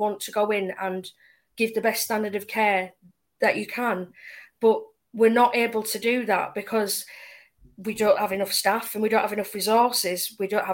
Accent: Leeds, Yorkshire and the Humber, United Kingdom; I'm from Leeds.

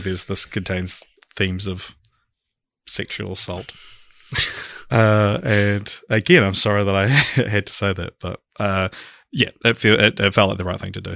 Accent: Christchurch, Canterbury, New Zealand; we we are both from Christchurch

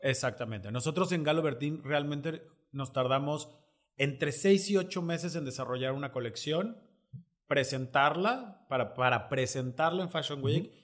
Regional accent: Mexico

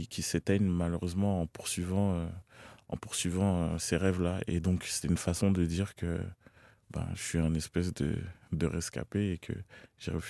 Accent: Cameroon; j'étais camerounais, que mes routes c'était ici, que j'arrivais et que c'était mon accent qui était différent.

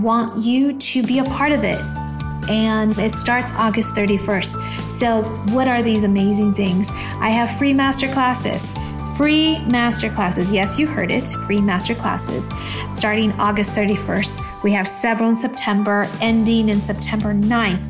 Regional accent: United States; English is a second language; even though I was born in the States, you know, coming from immigrant families and whatnot, you don't speak English right away. I learned how to speak English when I stepped foot in kindergarten

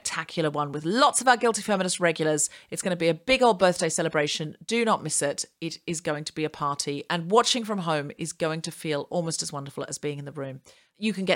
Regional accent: Australia; now in United Kingdom; I'm an Australian citizen

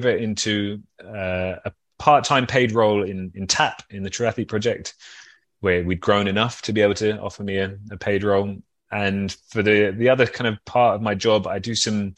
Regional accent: London, United Kingdom; moved away as an adult; now in Copenhagen, Denmark; I'm from London.

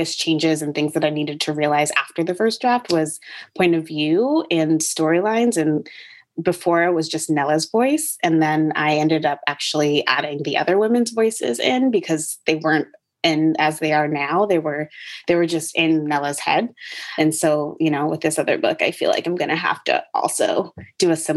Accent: Connecticut, United States; moved away as an adult; also born or lived in Chapel Hill, North Carolina; now in Brooklyn, United States; I grew up in Connecticut, very in a particularly white neighborhood

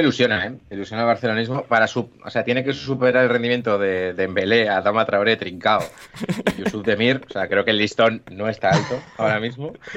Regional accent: Pamplona, Navarre, Spain; yo soy de Pamplona

